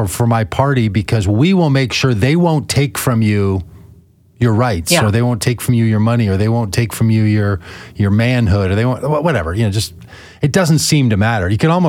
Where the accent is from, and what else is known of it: United States